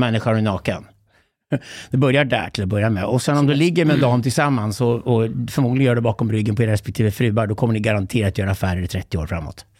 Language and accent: Swedish; Sweden; som svensk man